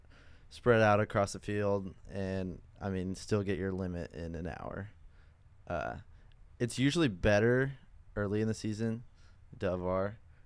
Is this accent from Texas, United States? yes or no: yes; Uvalde, Texas, United States; I grew up in South Texas in Uvalde, and it's a very big hunting community, and so like we grew up dove hunting and whitetail hunting like my whole life